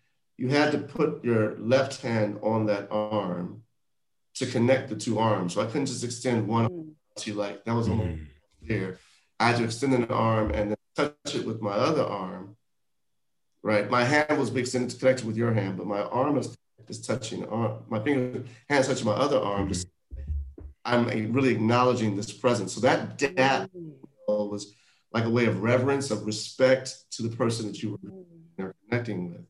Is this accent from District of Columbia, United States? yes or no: no; Houston, Texas, United States; moved away as an adult; also born or lived in Washington, D.C.; my experience growing up in Houston, Texas